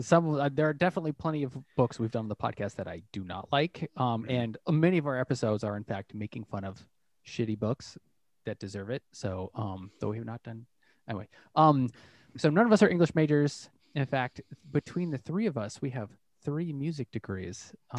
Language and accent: English; New Hampshire, United States; I'm from the New Shire.